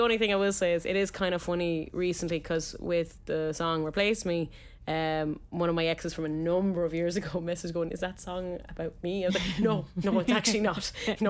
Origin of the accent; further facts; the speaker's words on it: Tipperary, Munster, Ireland; Like, yeah, from Tip.